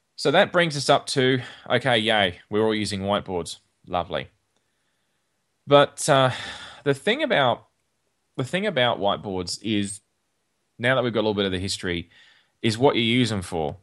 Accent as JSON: {"language": "English", "country": "Australia", "tie": "born or raised there", "said": "when I was growing up in Australia"}